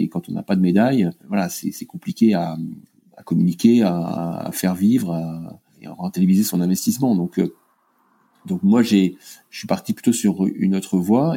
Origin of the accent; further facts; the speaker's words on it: Finistère, Brittany, France; là où j'ai grandi dans le Finistère. J'ai appris à naviguer à saint paul le léon